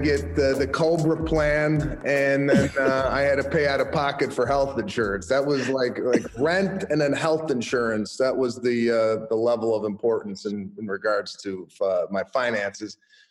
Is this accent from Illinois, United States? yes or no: yes; Chicago, Illinois, United States; moved away as an adult; now in Los Angeles, United States; So I started in 1998. I moved out from Chicago to Los Angeles and started kicking around out here. I had no idea like how to get into this, what to do. I come from a middle-class working family.